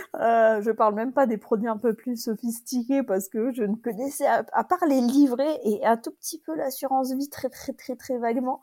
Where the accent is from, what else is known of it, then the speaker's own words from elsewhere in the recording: France; je suis française